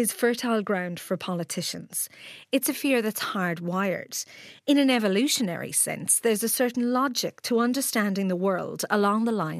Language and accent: English; Ireland; accent: Irish; moved away as an adult; also born or lived in Australia; now in New Zealand; my Irish accent